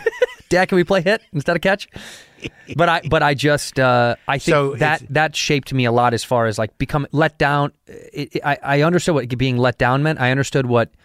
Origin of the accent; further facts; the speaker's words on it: Chicago, Illinois, United States; moved away as an adult; also born or lived in Arizona; I grew up in Chicago.